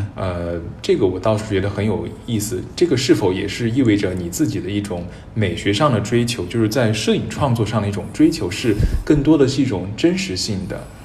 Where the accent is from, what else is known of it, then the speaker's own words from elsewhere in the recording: Chengdu, Sichuan, China; 我也是成都人